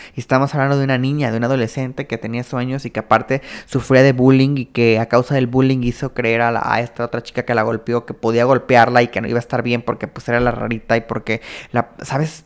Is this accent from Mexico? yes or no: yes; Mexico; como mexicanos